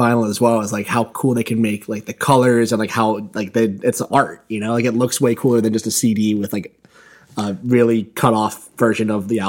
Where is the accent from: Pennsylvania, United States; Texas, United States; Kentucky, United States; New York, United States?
Pennsylvania, United States; Johnstown; My hometown, Johnstown, is home to the oldest record store in the U.S., I believe.